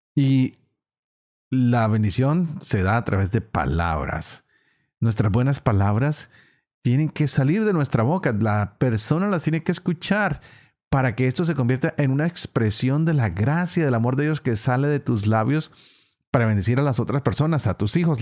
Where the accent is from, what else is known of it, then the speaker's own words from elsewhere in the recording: Colombia; Yo vengo de una región en Colombia donde el lenguaje es bastante fuerte